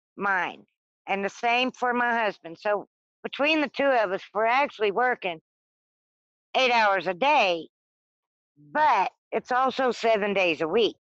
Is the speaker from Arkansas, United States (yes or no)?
yes; Arkansas, United States; also born or lived in South Louisiana; now in Michigan, United States; I was born in South Louisiana and raised in Arkansas, and wound up in Michigan